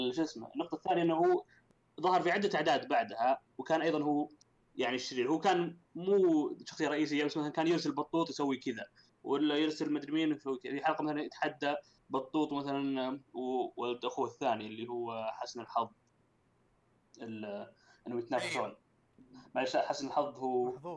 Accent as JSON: {"language": "Arabic", "country": "Saudi Arabia", "said": "عندنا في السعوديه"}